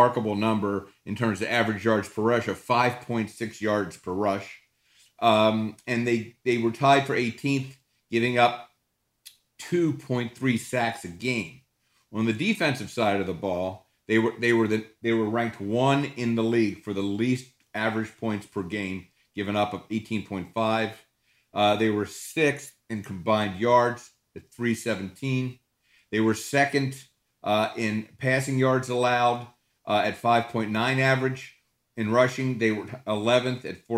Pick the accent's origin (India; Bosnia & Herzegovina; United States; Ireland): United States; Baltimore, Maryland; my hometown, Baltimore, Maryland